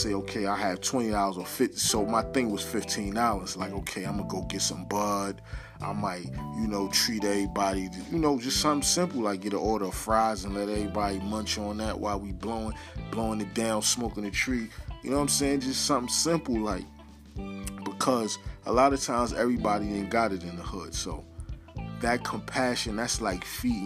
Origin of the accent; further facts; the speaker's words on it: New York City, New York, United States; I'm from Harlem